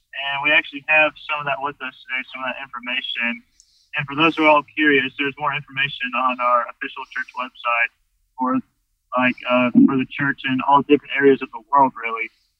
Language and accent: English; Hosford, Florida, United States; moved away as an adult; now in Camden, United States; So I started to serve a mission in September of 2020. I'm from a small town called Hosford, Florida. It's about 45 minutes west of Tallahassee.